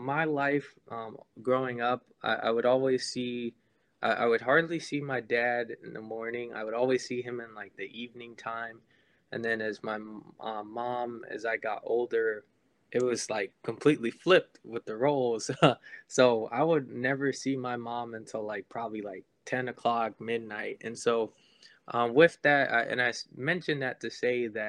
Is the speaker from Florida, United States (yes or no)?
yes; Florida, United States; also born or lived in St. Croix, U.S. Virgin Islands; I'm originally from St. Croix. If you've never heard of it before, it's a small little island in the Caribbean, probably like 40 minutes south of Puerto Rico. I ended up moving to Florida. My parents moved me to Florida once I was 2 years old, and that's where I've lived pretty much my whole